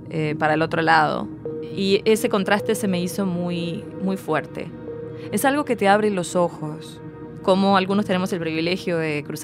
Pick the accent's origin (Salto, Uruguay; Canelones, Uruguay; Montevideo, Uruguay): Montevideo, Uruguay; Yo crecí cerca de la Rambla, de la playa, en una ciudad donde, bueno, el viento te lleva volando.